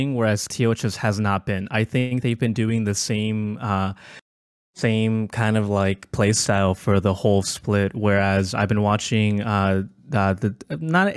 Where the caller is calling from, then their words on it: Houston, Texas, United States; I'm calling from Houston